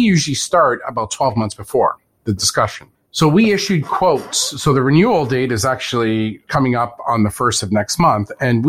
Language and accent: English; Canada; Of course, I'm Canadian.